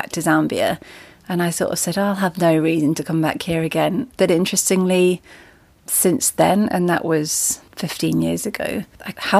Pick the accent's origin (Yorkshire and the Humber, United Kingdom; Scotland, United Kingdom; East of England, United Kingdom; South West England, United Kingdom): South West England, United Kingdom; Devon; moved away; I grew up in Devon